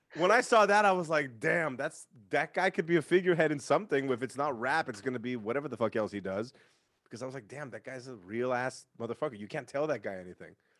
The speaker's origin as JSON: {"language": "English", "town": "San Francisco", "region": "California", "country": "United States", "tie": "born or raised there", "said": "Because I'm from San Francisco. I grew up in San Francisco"}